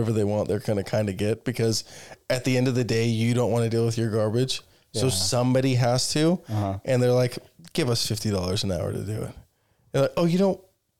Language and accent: English; United States; No, I was like, I'm American.